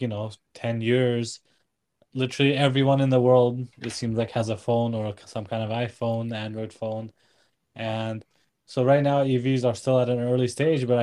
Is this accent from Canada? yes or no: no; Washington, United States; moved away; growing up in Washington